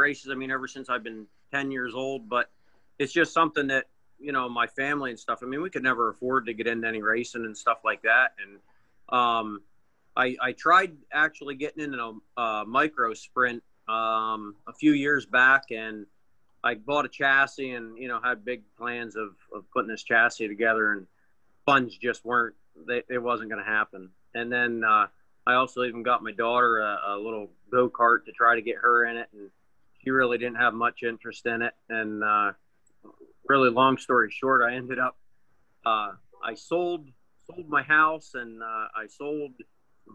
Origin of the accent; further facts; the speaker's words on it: Pennsylvania, United States; I'm from Pennsylvania